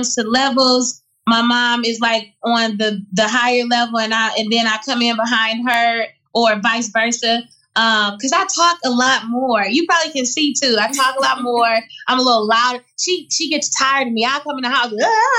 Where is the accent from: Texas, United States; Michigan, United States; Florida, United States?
Michigan, United States; Detroit; I'm from Detroit